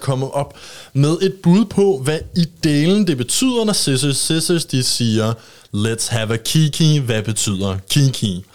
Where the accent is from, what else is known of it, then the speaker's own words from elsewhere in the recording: Copenhagen, Capital Region of Denmark, Denmark; nu er jeg fra København